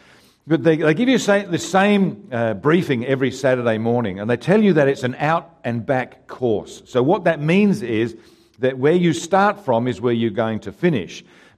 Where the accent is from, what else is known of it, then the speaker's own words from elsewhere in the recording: Haywards Heath, South East England, United Kingdom; born there; it's my goal to actually do a park run in the town that I was born in England, a town called Haywards Heath.